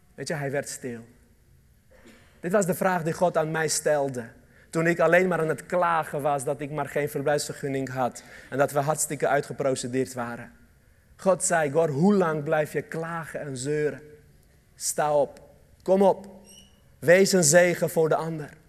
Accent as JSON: {"language": "Dutch", "country": "Armenia", "tie": "born or raised there", "second_language": "Dutch", "moved": "yes", "lives_now": "Netherlands", "said": "Armenië, een land waar ik vandaan kom"}